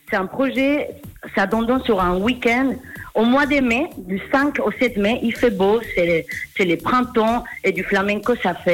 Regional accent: Spain; French is a second language; now in Geneva, Switzerland; Je suis espagnole. Ça fait cinq ans que j'habite à Genève.

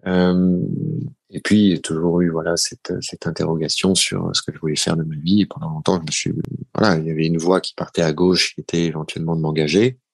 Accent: Paris, Île-de-France, France; born or raised there

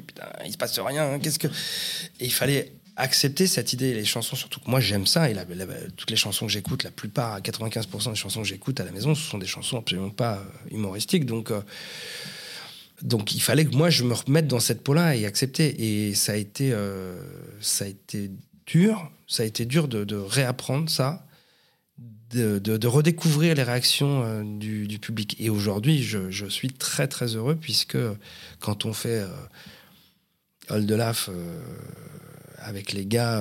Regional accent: Paris southern suburbs, Île-de-France, France; je suis né à Paris 14e. Voilà, et j'ai toujours vécu en banlieue sud

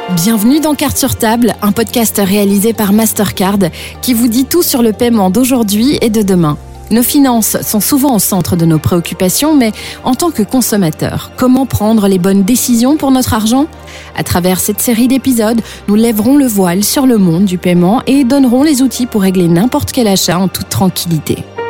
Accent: Belgium; chez nous en Belgique

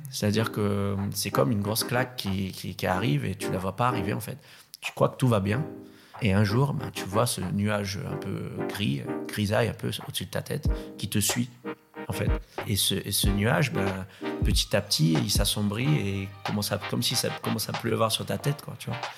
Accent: Réunion; born there; euh, je suis né à La Réunion, surfeur professionnel depuis très très longtemps.

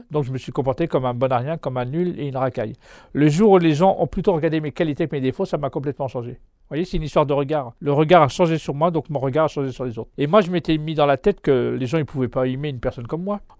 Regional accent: Mantes-la-Jolie, Île-de-France, France; Oui, de Mantes-la-Jolie, c'est mon quartier.

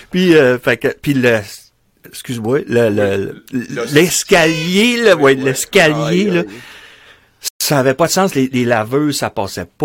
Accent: Charlevoix, Quebec, Canada; moved away as an adult; Moi, je viens de Charlevoix

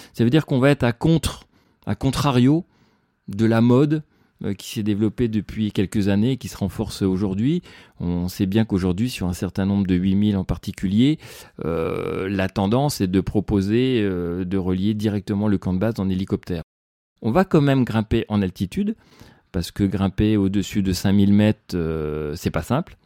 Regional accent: Le Mans, Pays de la Loire, France; moved away as an adult; now in Chamonix, France; je suis né en plaine, au Mans, où j'ai vécu 20 euh, ans.

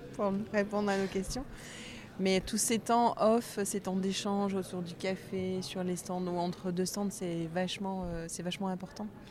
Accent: Bordeaux, Nouvelle-Aquitaine, France; en tant que bordelaise

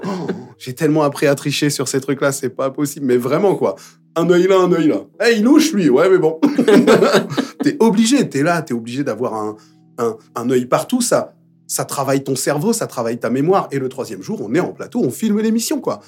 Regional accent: Paris, Île-de-France, France; Je suis né dans le 20e, je parle anglais

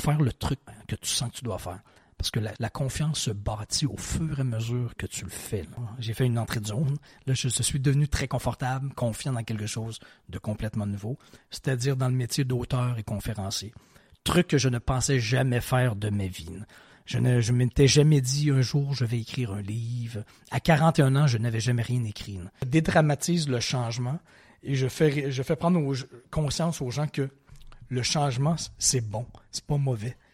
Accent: Quebec City, Quebec, Canada; also born or lived in Provence / Ontario / Montreal; j'ai évolué la grande majorité, euh, partie de ma vie à Québec, dans la ville de Québec, au Québec, mais j'habitais, je, retourne très loin dans mon enfance, mais de 2 à 4 ans en Provence

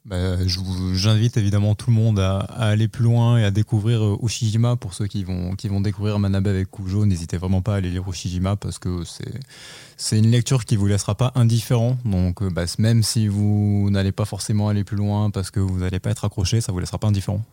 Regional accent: France; qu'on n'est pas japonais mais qu'on est français

